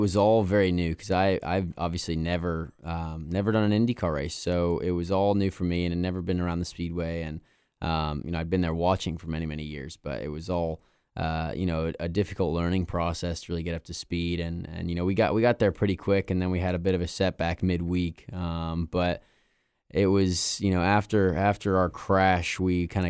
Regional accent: Indianapolis, Indiana, United States; because I was born and raised in Indy, and never missed an Indianapolis 500 growing up.

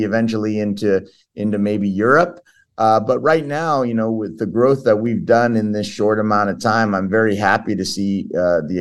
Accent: Southern California, United States; first language Portuguese; English is a second language; Southern California is where I'm from

